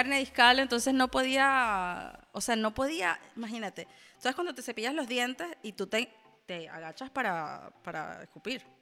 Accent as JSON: {"language": "Spanish", "country": "Venezuela", "moved": "yes", "said": "yo también soy venezolano."}